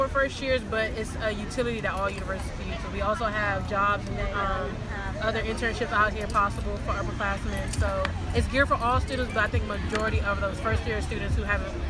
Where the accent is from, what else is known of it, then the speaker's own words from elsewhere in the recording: Bowie, Maryland, United States; moved away; I'm from Bowie, Maryland. I'm a business major and I'm a senior this year.